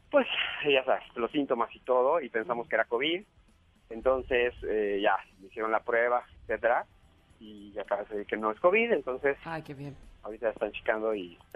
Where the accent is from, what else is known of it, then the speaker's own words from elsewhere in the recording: Mexico; Como mexicanos, como seres humanos, son momentos de pensar en los demás.